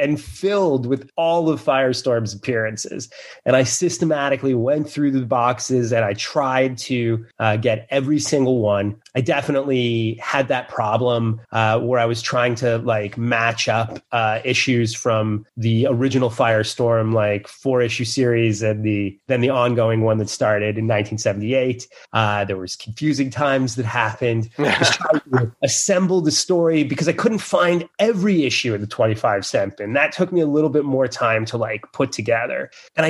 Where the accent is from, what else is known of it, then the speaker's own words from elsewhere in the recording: Fort Lauderdale, Florida, United States; there was this place where I grew up in Fort Lauderdale